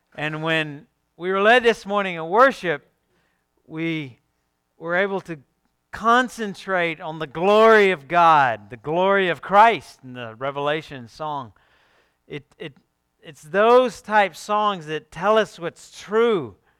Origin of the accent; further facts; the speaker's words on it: Alabama, United States; I'm from Alabama.